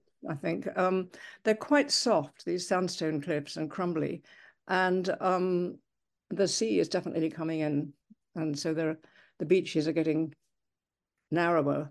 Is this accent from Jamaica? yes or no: no; England, United Kingdom; now in United States; I've lived in the United States for quite a long time now, and I'm English originally.